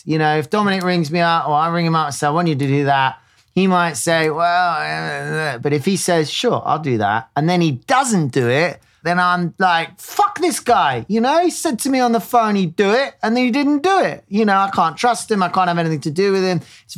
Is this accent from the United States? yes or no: no; United Kingdom; as a Brit